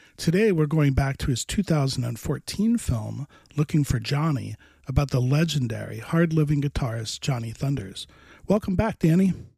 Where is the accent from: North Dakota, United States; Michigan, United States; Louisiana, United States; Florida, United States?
Florida, United States; Miami; I grew up in Miami, which is not the Miami it is today